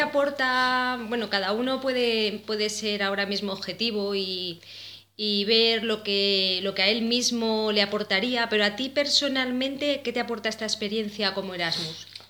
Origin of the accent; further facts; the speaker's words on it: Madrid, Community of Madrid, Spain; yo personalmente soy madrileña